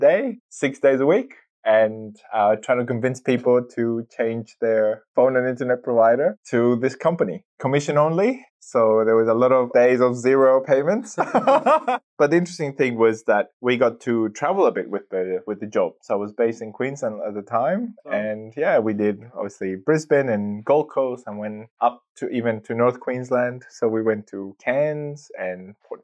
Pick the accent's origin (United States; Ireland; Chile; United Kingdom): Chile; northern Chile; English is a second language; moved away as an adult; now in Melbourne, Australia; I'm originally from Chile, South America. Yeah. I grew up in the north of Chile, which is the desert.